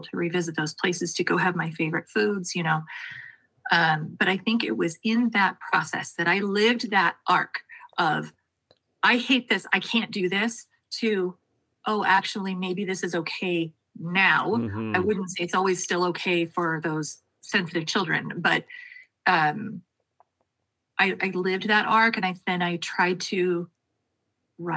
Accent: Sonoran Desert, Arizona, United States; now in Washington, United States; I had spent so long hating where I was from.

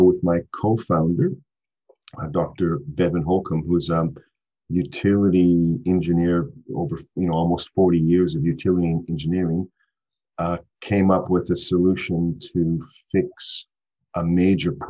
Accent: Canada; moved away as an adult; now in Brisbane, Australia; So I'm a Canadian.

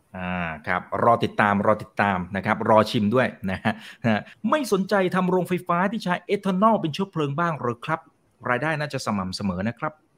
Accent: Ubon Ratchathani, Thailand; ผมก็เกิดที่อุบล

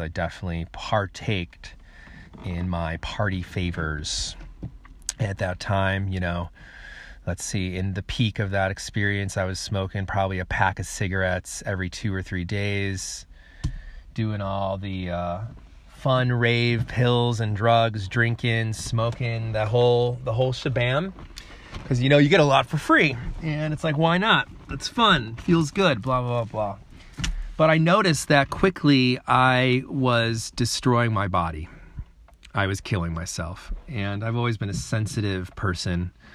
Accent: Chicago, Illinois, United States; also born or lived in San Francisco, California / New Zealand; I come from Chicago, Illinois. That is where I was born and raised

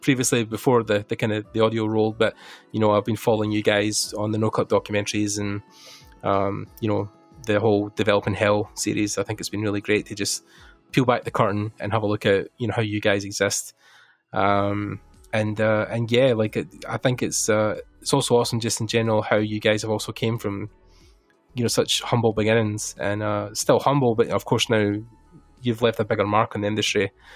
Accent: Ireland; we're both Irish

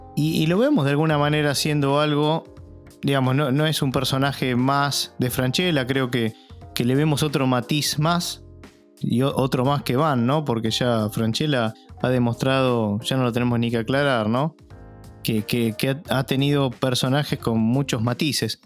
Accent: Argentina; como ciudadano argentino, como argentino

